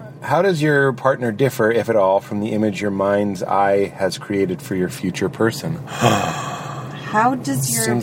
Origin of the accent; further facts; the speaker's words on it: Boston, Massachusetts, United States; moved away; the region I grew up